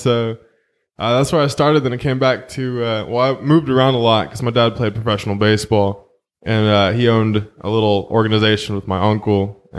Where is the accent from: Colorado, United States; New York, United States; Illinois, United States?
New York, United States; New York City; moved away; also born or lived in Fremont, California; But my memory starts off in Canarsie, Brooklyn. Growing up there with my mom and her, I guess, ex-husband, whatever he was.